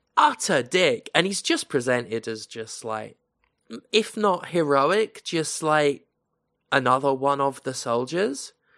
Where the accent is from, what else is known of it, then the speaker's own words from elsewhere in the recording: United Kingdom; as a British person who knows British history